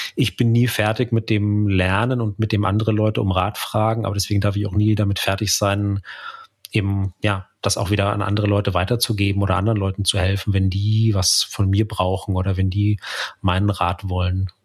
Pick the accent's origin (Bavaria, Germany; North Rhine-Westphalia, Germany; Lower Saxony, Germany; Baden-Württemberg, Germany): Bavaria, Germany; Munich area; im, im Münchner Umland, wo ich aufgewachsen bin